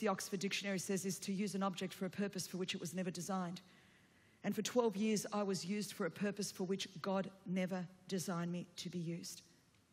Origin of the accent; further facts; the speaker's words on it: Sydney, New South Wales, Australia; first language Greek; English is a second language; I grew up in Sydney, Australia, and a second-generation migrant Greek.